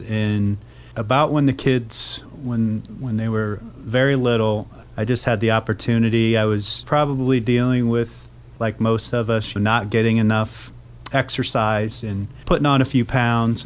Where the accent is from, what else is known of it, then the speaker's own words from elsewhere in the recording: Wapakoneta, Ohio, United States; moved away as an adult; also born or lived in Lehigh University, Pennsylvania / Columbus, Ohio; born and raised in, in Wapakoneta